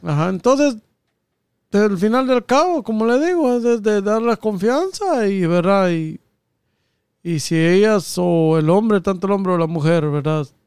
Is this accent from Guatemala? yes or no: yes; Guatemala; now in United States; nosotros, lo, los guatemaltecos